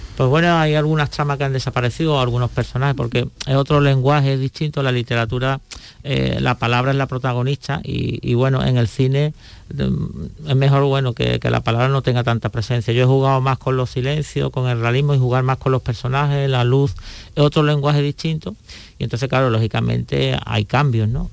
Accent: Cádiz, Andalusia, Spain; como buen gaditano

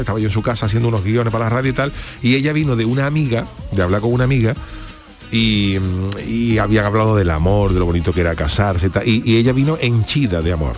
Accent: Cádiz, Andalusia, Spain; yo, que soy de Cádiz

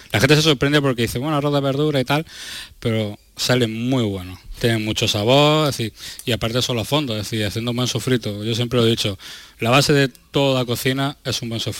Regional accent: Berja, Andalusia, Spain; now in Almería, Spain; yo soy de, aquí de Almería, soy de un pueblecito, de Berja, pero llevo también muchos años aquí en Almería Capital

